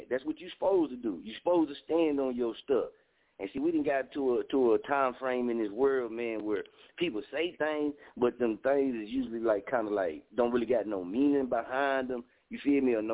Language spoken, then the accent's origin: English; Dallas, Texas, United States; I'm from Dallas